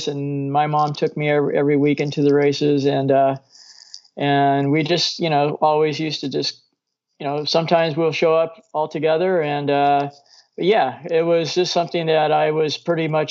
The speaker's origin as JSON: {"language": "English", "town": "Norwalk", "region": "California", "country": "United States", "tie": "born or raised there", "also_born_or_lived": "Downey, California", "said": "I grew up in Norwalk"}